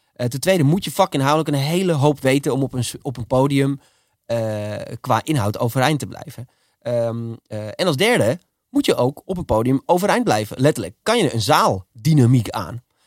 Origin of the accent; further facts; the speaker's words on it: Almere, Flevoland, Netherlands; ik ben in Almere opgegroeid